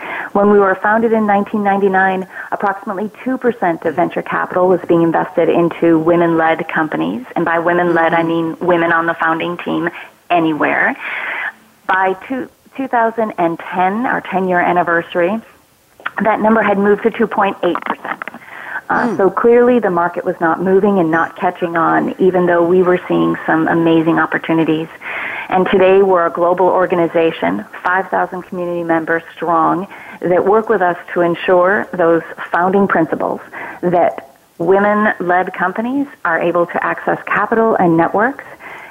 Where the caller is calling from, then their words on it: San Francisco, California, United States; I'm calling in from San Francisco, California.